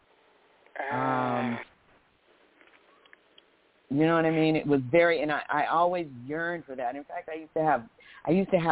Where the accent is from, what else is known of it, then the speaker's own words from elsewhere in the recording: Southern California, United States; also born or lived in Pine Bluff, Arkansas / Santa Barbara, California; I was raised in primarily Southern California, Central California. I live in Oakland now